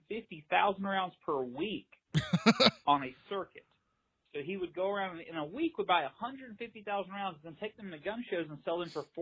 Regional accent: South Georgia, United States; the county I grew up in South Georgia.

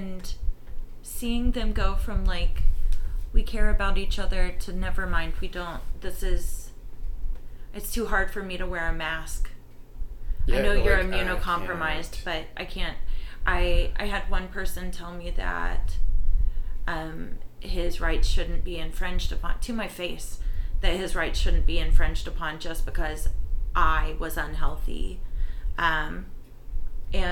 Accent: Lenoir City, Tennessee, United States; growing up in Lenoir City, Tennessee

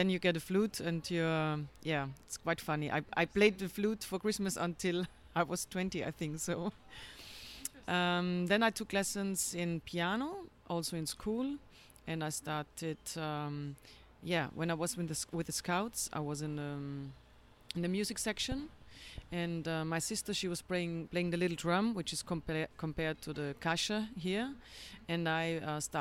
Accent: Vienna, Austria; now in Rio de Janeiro, Brazil; I'm from Vienna, and my dad worked in a store to get musical notes

